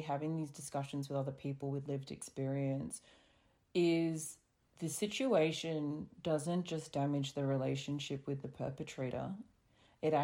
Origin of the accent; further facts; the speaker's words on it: Australia; us growing up in Australia